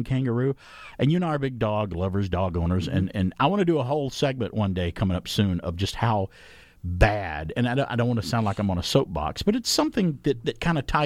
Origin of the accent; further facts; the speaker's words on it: the South, United States; I saw possums growing up as a kid, growing up in the South